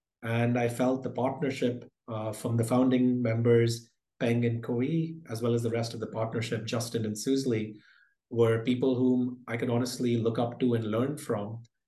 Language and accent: English; India; born there; also born or lived in United Kingdom / Philippines; So I was born in India, lived across India, the UK, and the Philippines before going off to the US for my education.